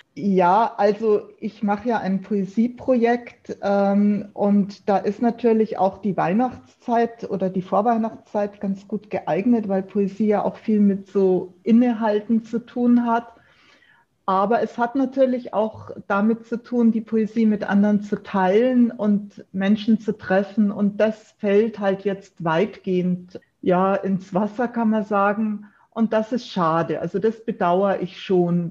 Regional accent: Munich, Bavaria, Germany; ich bin in Giesing aufgewachsen, äh, besser gesagt in Untergiesing. Und ich lebe jetzt seit über 25 Jahren in Obergiesing.

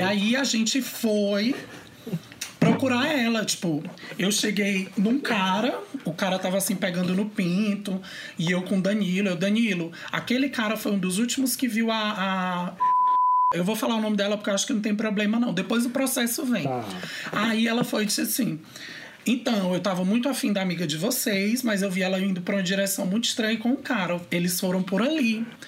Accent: Teresina, Piauí, Brazil; moved away as an adult; now in Brasília, Brazil; eu vim de uma cidade que não era grande, mas não era tão grande assim, de Teresina

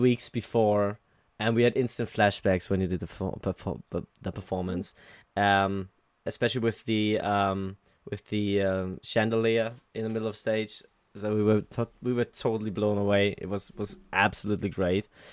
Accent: Germany; I'm from Germany

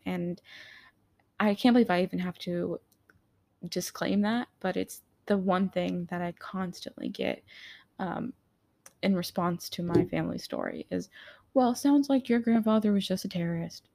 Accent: United States; I am American too

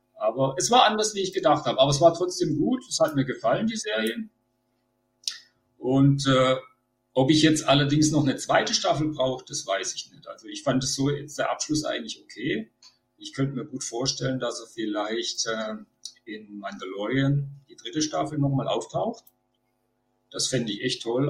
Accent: Baden-Württemberg, Germany; Ich komme aus Baden-Württemberg

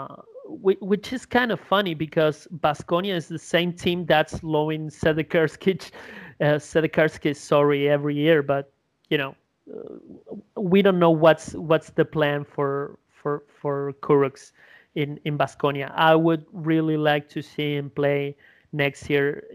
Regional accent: Uruguay; English is a second language; my hometown

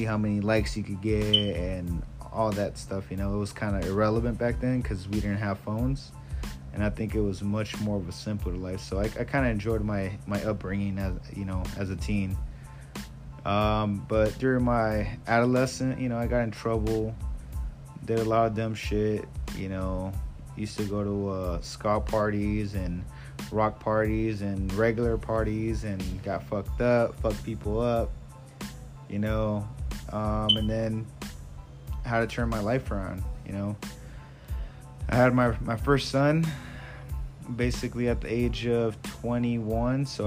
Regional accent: San Fernando Valley, California, United States; also born or lived in Sylmar / Lakeview Terrace / Northridge; I grew up in, you know, different cities, various cities here in the San Fernando Valley. I grew up in Sylmar, San Fernando, Lakeview Terrace

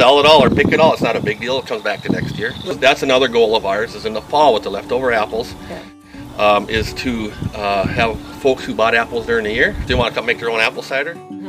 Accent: Osakis, Minnesota, United States; moved away as an adult; also born or lived in Indiana; now in Twin Cities, United States; So, my wife and I grew up in Osakis. I'm a 1981 graduate.

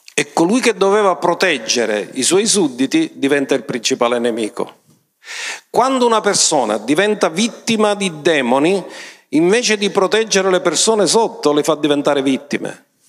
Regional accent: Sicily, Italy

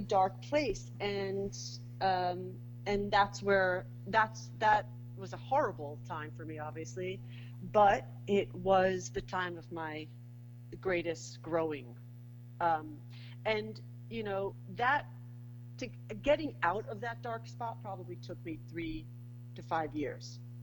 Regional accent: New York City, New York, United States; moved away as an adult; now in Saint Lucia; I'm a New Yorker. Put me anywhere, and someone will guess that I'm a New Yorker

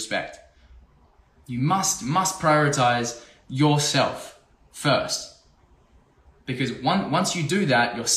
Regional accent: Australia; I'm from Australia.

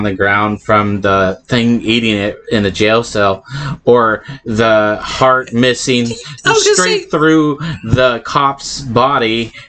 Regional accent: Oregon, United States; born there; also born or lived in Southern US; I lived in the South. I was born in Oregon.

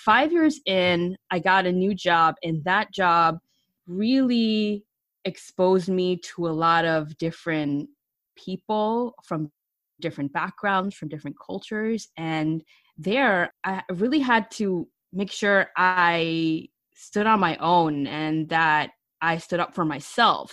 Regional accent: New York City, New York, United States; also born or lived in Pleasantville, Westchester; I was born, raised, and educated in the Bronx.

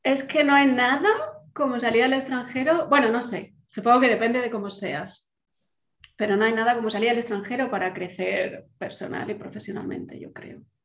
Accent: Valencia, Valencian Community, Spain; moved away as an adult; also born or lived in Germany / England; Yo soy de Valencia, pero bueno, parte de mi corazón también es de Madrid.

